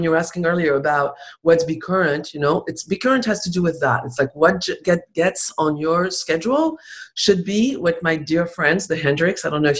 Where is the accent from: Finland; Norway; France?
France; English is a second language; also born or lived in Spain; I was raised in Spain. And so I speak really good Spanish and I was raised in France, obviously. And so my French is really good. And so my French is really good, better than my English.